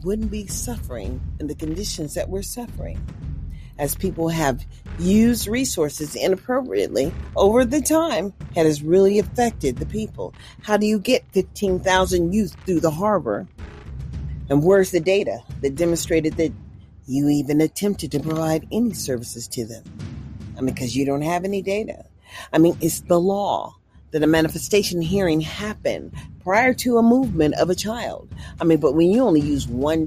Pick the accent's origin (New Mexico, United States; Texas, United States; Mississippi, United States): Mississippi, United States; also born or lived in California; now in Nevada, United States; I was far as west as I could get, living in California, considering I was born from Mississippi